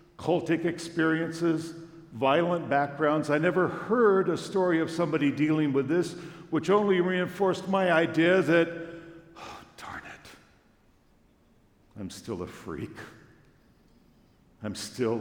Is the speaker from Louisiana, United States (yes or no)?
no; Long Beach, California, United States; we drove from my hometown, Long Beach, California